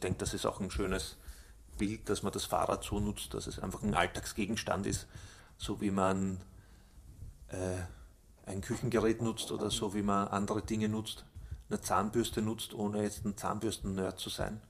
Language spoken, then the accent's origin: German; Austria; bei uns in Österreich